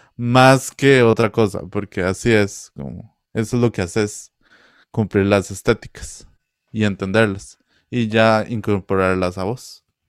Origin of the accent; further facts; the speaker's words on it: Cachí, Cartago, Costa Rica; yo soy de Cachí de Cartago